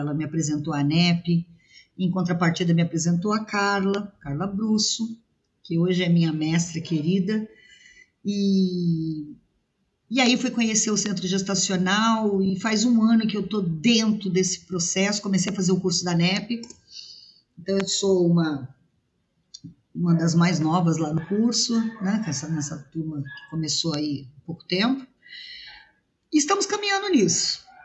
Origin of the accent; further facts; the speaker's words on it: São Paulo, Brazil; also born or lived in Rio de Janeiro; now in Guaratinguetá, Brazil; Morei, nasci de São Paulo, é, saí de São Paulo, fui morar no Rio de Janeiro, morei no Rio de Janeiro oito anos